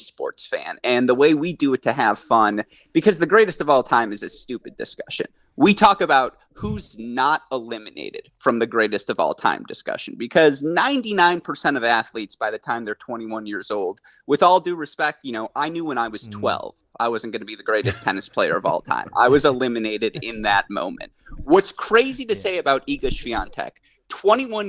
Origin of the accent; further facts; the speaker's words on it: Detroit, Michigan, United States; moved away; I am from Detroit initially